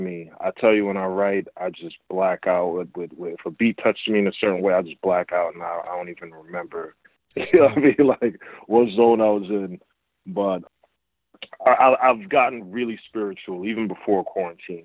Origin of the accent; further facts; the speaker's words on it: Essex County, New Jersey, United States; I grew up in Essex County